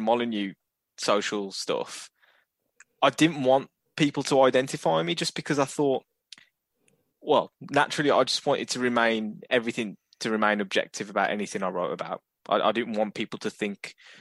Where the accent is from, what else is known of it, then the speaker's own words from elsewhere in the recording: Wolverhampton, West Midlands, United Kingdom; I've always grown up saying I'm privileged to grow up in Wolverhampton